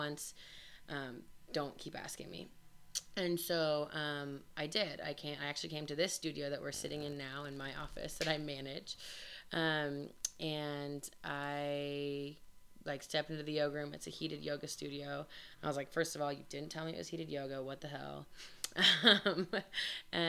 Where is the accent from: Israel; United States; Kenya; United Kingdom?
United States; Denver, Colorado; also born or lived in Grand Junction, Colorado; I am from Denver, but I moved and had lived in Grand Junction for 7 years, and I moved back to Denver